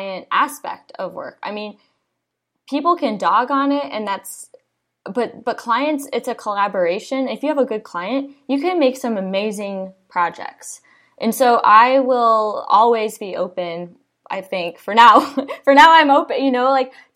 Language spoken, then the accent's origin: English; Iowa, United States; now in Austin, United States; I'm from Iowa originally